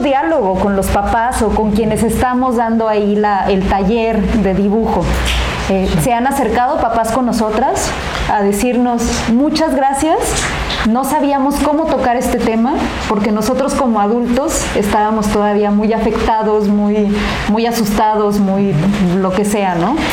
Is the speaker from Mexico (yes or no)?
yes; Mexico; así somos los mexicanos